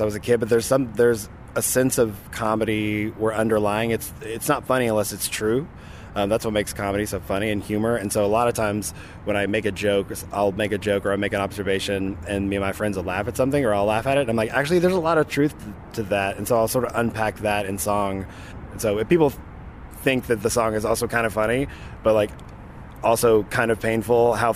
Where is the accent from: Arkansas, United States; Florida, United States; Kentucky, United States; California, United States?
Arkansas, United States; moved away; I grew up in Arkansas, so I used to come to Dallas